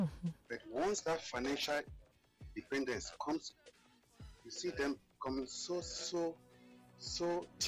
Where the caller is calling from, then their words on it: Lagos, Nigeria; I'm calling from Akota.